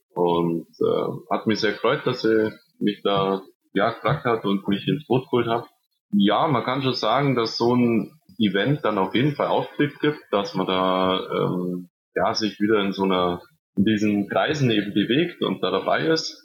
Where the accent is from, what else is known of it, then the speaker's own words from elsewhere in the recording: Nesselwang, Bavaria, Germany; in meinem Heimatort, mein Heimatverein